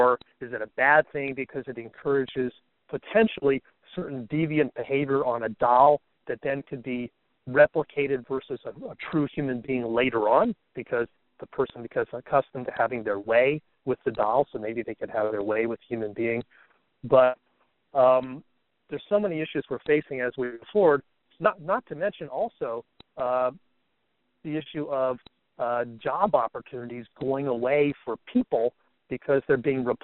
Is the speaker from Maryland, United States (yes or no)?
yes; Bethesda, Maryland, United States; I'm from Bethesda, Maryland, outside of Washington, D.C.